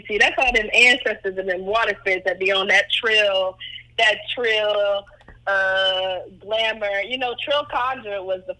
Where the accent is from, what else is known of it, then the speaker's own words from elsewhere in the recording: Cleveland, Ohio, United States; I'm from Cleveland, Ohio. My family is like a whole lot of black folks from the Midwest after the Great Migration.